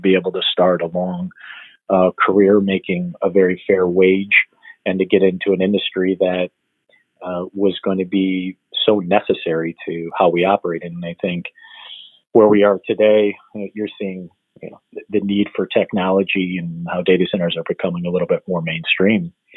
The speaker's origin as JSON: {"language": "English", "town": "Royal Oak", "region": "Michigan", "country": "United States", "tie": "born or raised there", "also_born_or_lived": "Chicago, Illinois / North Carolina", "moved": "as an adult", "said": "I was born in Michigan and lived in a small town called Royal Oak."}